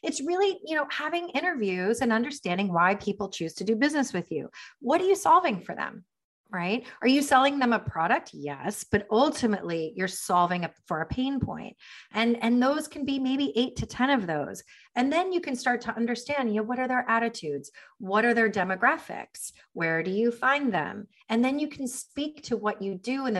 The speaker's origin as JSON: {"language": "English", "country": "United States", "also_born_or_lived": "Miami", "said": "We're an American family"}